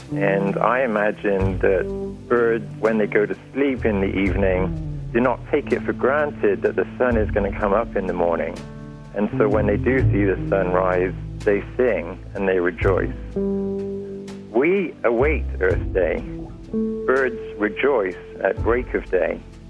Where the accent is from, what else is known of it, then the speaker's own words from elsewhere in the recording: Lydney, South West England, United Kingdom; born there; I was born in Lydney in the Forest of Dean in Gloucestershire, England.